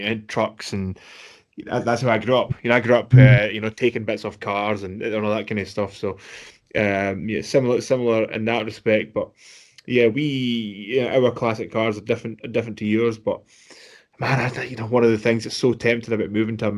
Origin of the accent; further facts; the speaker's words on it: Scotland, United Kingdom; we grew up in Scotland